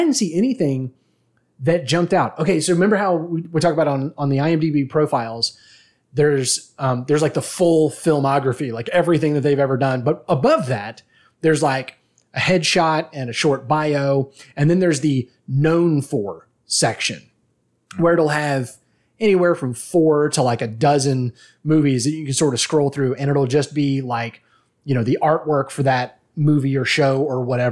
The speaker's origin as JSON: {"language": "English", "country": "United States", "said": "I'm an American"}